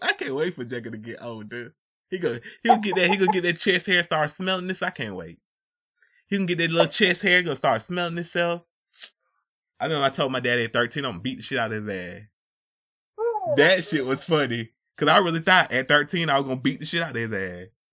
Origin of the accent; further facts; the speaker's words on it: Atlanta, Georgia, United States; I'm from Atlanta